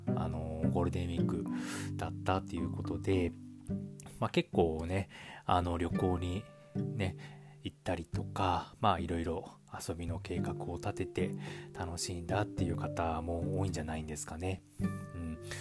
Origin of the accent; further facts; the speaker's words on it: Fukuoka, Japan; 地元の福岡